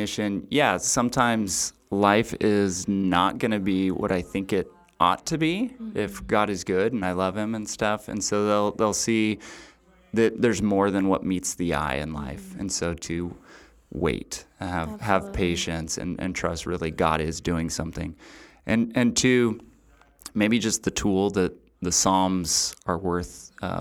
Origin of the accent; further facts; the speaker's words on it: Central Coast, California, United States; also born or lived in Dana Point, California; I grew up in California, up in the Central Coast